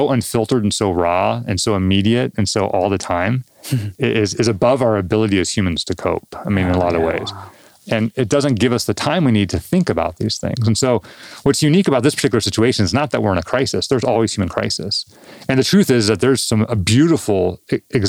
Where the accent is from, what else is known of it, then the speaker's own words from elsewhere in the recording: Southern California, United States; I grew up in Southern California, living in the Southwest